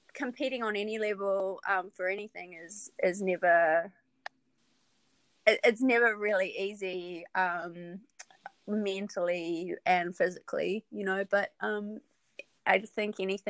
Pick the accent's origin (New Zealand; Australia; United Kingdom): New Zealand; Wellington; moved away as an adult; also born or lived in Auckland, New Zealand; now in Midwest, United States; I'm from New Zealand. Mm-hmm. So I was born in Wellington, which is the capital city. I've always been a city girl. Moved to Auckland in my teens